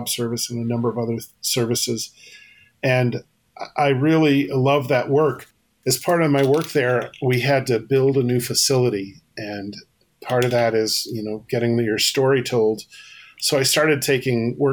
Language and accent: English; Western Illinois, United States; I grew up in Western Illinois